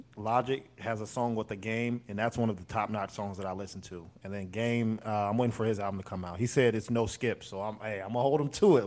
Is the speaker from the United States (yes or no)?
yes; United States; we're American